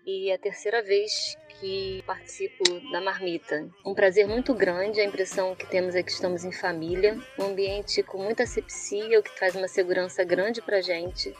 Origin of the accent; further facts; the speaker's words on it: Rio de Janeiro, Brazil; sou do Rio de Janeiro